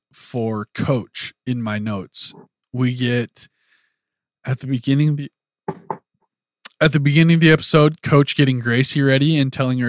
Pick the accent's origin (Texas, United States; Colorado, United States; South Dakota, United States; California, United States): South Dakota, United States; Platte; moved away; I always say it's a great place to be from.